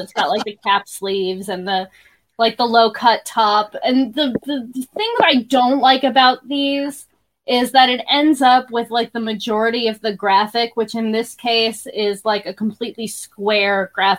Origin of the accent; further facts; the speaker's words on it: Florida, United States; I'm from Florida.